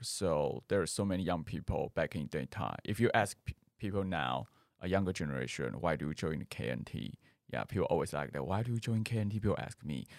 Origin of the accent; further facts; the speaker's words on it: Taoyuan, Taiwan; English is a second language; now in Taipei, Taiwan; I come from Taoyuan. I live in Taipei more than 10 years.